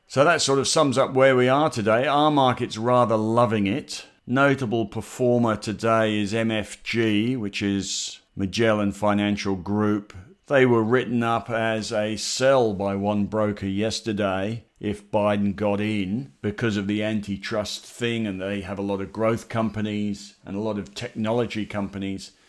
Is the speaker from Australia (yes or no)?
yes; Australia; we're Australian